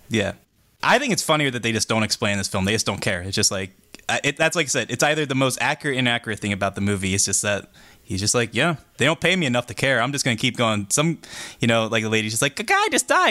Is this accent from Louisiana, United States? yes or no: no; Pittsburgh, Pennsylvania, United States; as a Pittsburgher